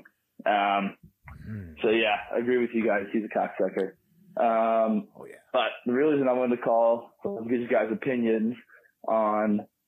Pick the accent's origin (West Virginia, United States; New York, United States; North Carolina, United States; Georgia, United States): North Carolina, United States; Asheville; I grew up here in Asheville, North Carolina